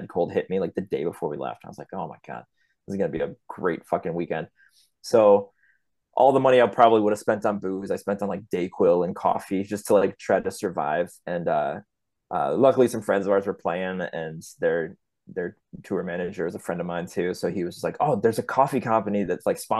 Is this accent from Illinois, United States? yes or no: yes; Chicago, Illinois, United States; I'm from Chicago